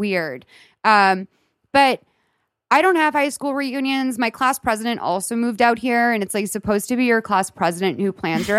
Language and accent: English; Lexington, Massachusetts, United States; Lexington, Massachusetts.